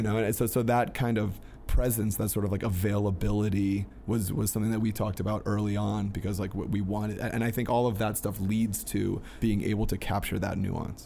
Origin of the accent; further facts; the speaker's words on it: Peachtree City, Georgia, United States; my hometown in, in Petrie City, Georgia